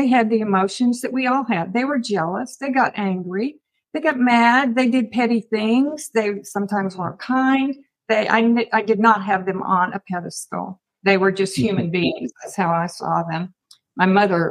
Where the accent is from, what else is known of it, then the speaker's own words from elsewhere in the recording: Jackson, Mississippi, United States; also born or lived in California / Oklahoma; now in Texas, United States; I was born in California and grew up in Mississippi on Jackson, Mississippi Convention Grounds.